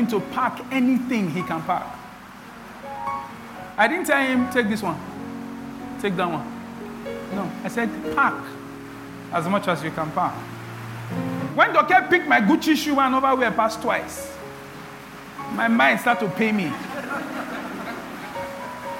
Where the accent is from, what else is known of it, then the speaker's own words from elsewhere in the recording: Benin City, Edo, Nigeria; When we're growing up in Benin